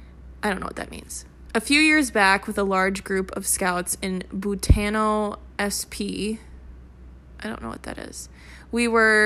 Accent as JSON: {"language": "English", "town": "St. Augustine", "region": "Florida", "country": "United States", "tie": "born or raised there", "said": "Growing up in St. Augustine, it wasn't uncommon to find Spanish homes in weird places."}